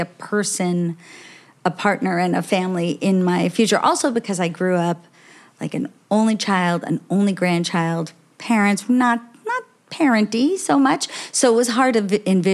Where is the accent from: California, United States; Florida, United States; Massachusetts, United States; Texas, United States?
Florida, United States; Miami; now in New York City, United States; I'm from Miami